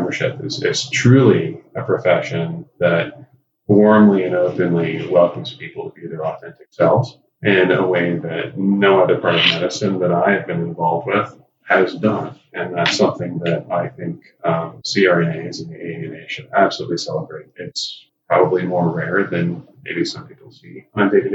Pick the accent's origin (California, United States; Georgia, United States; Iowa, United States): California, United States; Lodi; moved away; also born or lived in San Jose, California / San Francisco Bay Area; I grew up in a small town in Central California, Lodi, California